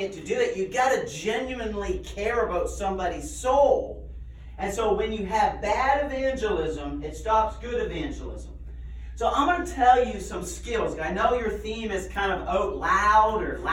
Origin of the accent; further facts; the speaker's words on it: Nova Scotia, Canada; I grew up in Nova Scotia, Canada